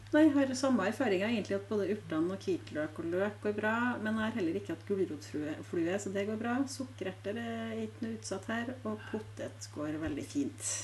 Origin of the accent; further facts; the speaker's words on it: Frosta, Trøndelag, Norway; jeg kommer fra Frosta